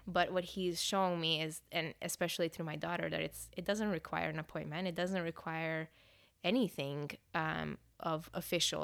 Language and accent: English; Hungary; English is a second language; now in Northern California, United States; I was born and raised in Hungary, um, Europe.